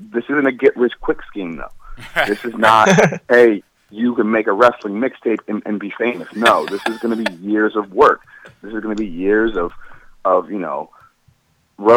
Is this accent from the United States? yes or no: yes; Cleveland, Ohio, United States; I'm Cleveland born and raised.